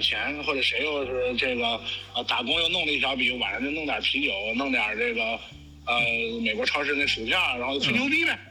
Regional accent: China; also born or lived in New York, United States; now in Orlando, United States; 一五年的九月十八号，我回的国

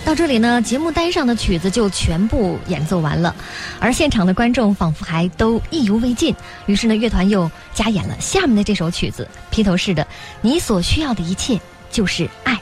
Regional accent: China; 我们中国人

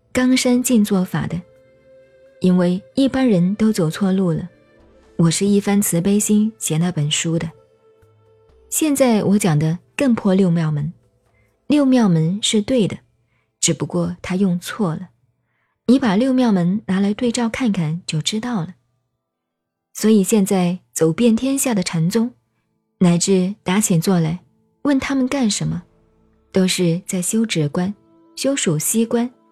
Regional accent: China; 我们中国人

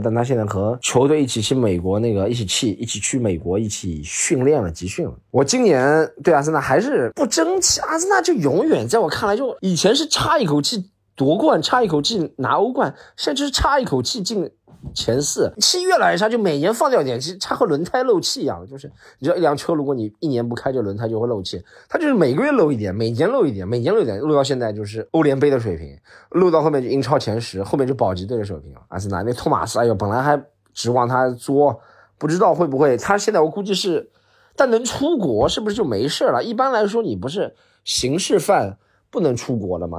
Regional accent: Shanghai, China; 我出生在杨浦区的朋户区里

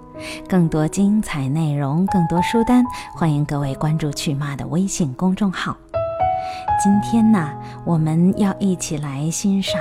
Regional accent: Fujian, China; 那么，尤其是我们闽南人，这首诗是非常多的人都很喜爱的。

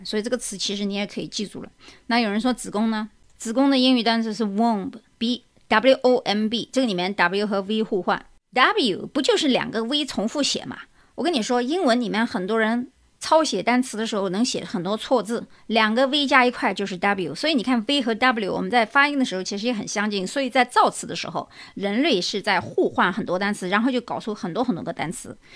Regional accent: China; 我们中国人

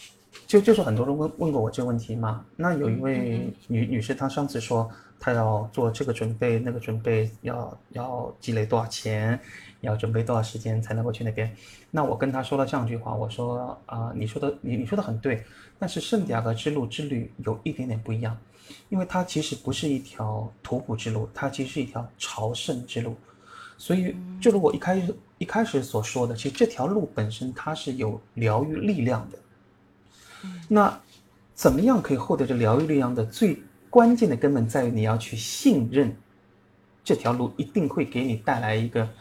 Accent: Shanghai, China; moved away; 因为我上海人嘛，喜欢吃馄饨嘛

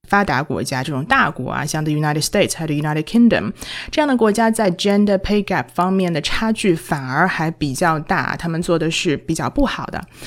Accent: China; 我们中国人

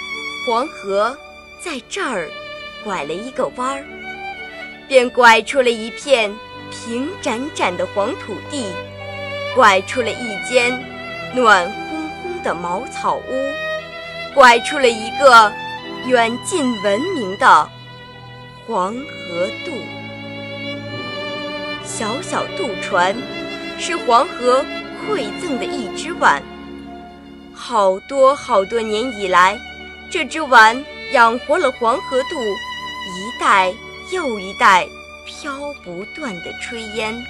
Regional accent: Renqiu, Hebei, China; 我是来自河北省任丘市的一名高中生，

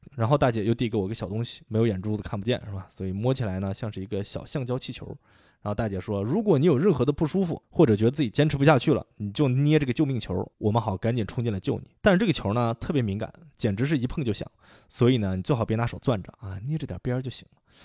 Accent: Shaanxi, China; now in Boston, United States; 我记着我小时候在陕西，有个同学叫李楠

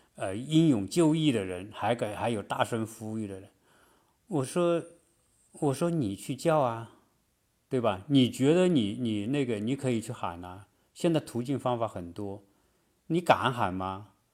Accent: China; now in United States; 按照我们中国人的习惯说，观念来说

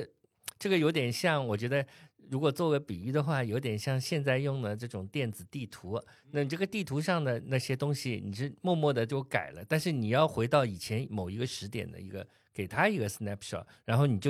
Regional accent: Shanghai, China; 我们作为上海人

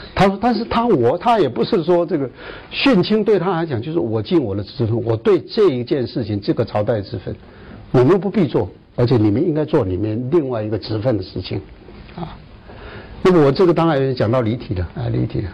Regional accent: Taiwan; 以为我是桃园的人，其实不是，我是在桃园当兵，啊，我们在台湾都要当，都要就是全部人都要当兵的

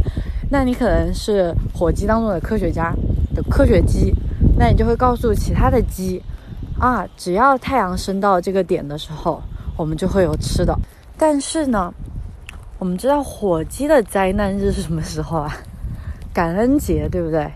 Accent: China; 我们在国内长大，在马克思主义 哲学环境下长大

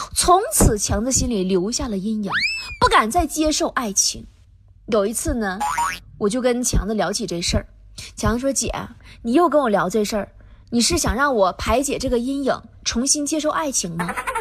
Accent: Tieling, Liaoning, China; 对于我这个铁岭人来说

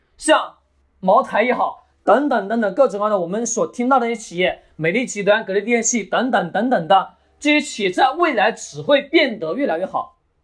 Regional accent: China; 我们中国人

